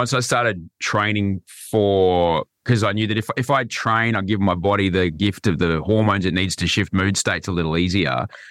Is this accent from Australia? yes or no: yes; Brisbane, Queensland, Australia; where I grew up in Brisbane